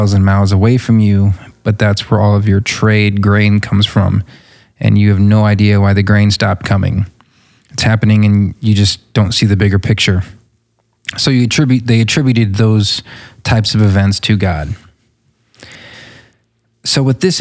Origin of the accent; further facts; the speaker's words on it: United States; as an American